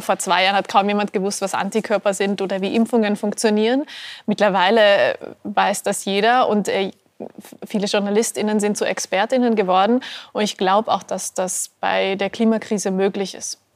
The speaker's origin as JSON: {"language": "German", "country": "Austria", "said": "als Österreicherin"}